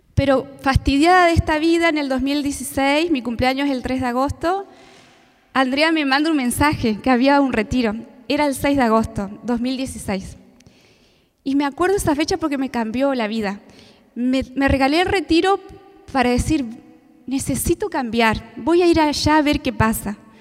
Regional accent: Paraná, Entre Ríos, Argentina; Soy de Paraná

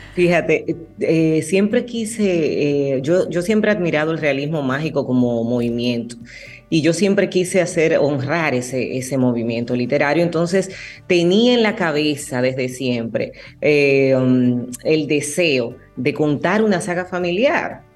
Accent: Dominican Republic; aquí en mi país.

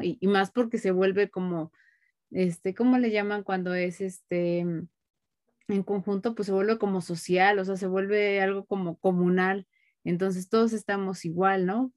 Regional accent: Mexico; yo lo hablo como mexicanos

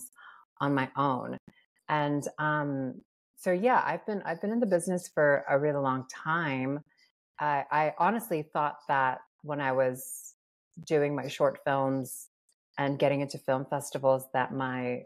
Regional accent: Guam; moved away as an adult; also born or lived in Philippines; now in Los Angeles, United States; I grew up on Guam and I'm from the Philippines

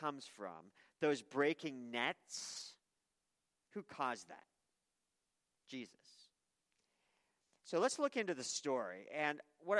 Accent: Maine, United States; I worked with a lobster fisherman for years when I was young growing up in Maine

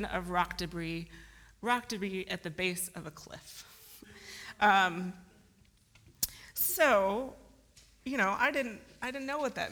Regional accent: Midwest, United States; now in Seattle, United States; We are from the Midwest

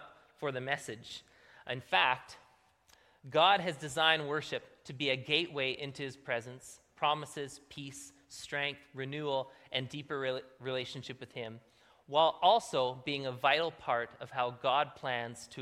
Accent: Manitoba, Canada; moved away; we're from Manitoba

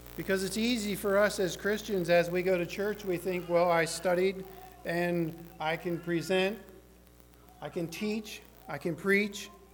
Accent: the South, United States; I'm from the South

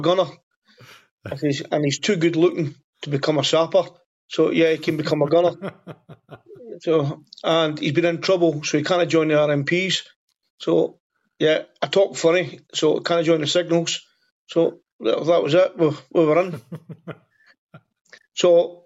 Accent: Airdrie, Scotland, United Kingdom; moved away as an adult; I'm originally from Airdrie, and that's where I live back now, Airdrie in Scotland.

